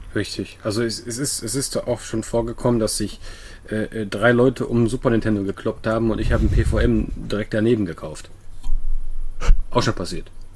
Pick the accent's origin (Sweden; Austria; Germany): Sweden; moved away; ich komme ja aus Schweden